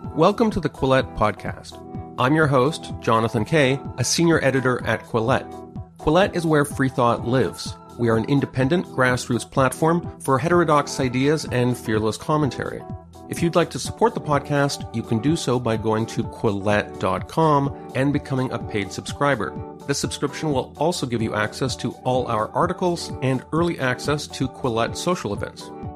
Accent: Canada; Being a Canadian

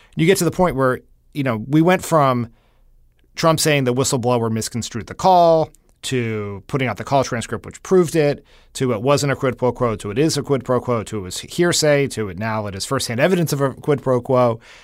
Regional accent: Delaware, United States; moved away; my home state Senator Chris Coons

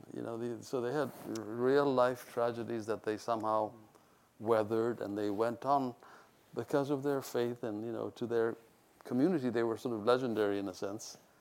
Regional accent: Ethiopia; moved away; also born or lived in India; Ethiopia was easy because I was born there

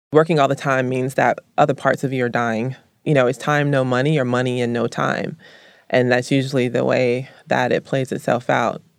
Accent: Columbus, the South, United States; moved away; I was raised in the South

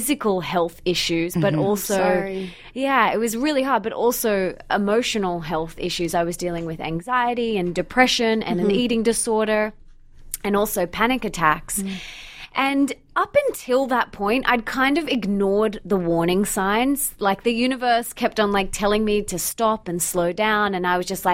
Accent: Australia; also born or lived in Bondi Beach, Sydney / Sunshine Coast; I'm from Australia

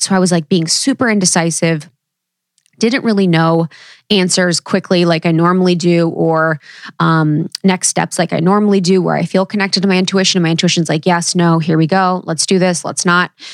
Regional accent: Ohio, United States; growing up in Ohio

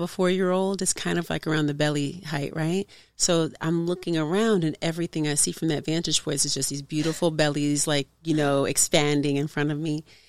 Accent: Oakland, California, United States; from Oakland, California

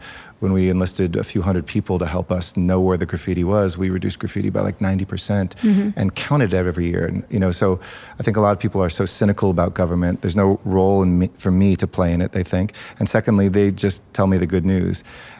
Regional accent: California, United States; I grew up in the San Fernando Valley, which was where the Brady Bunch home was

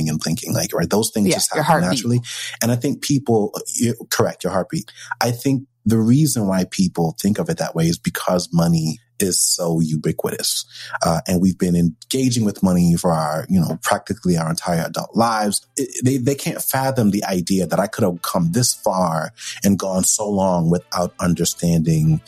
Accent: New York, United States; I'm a New Yorker

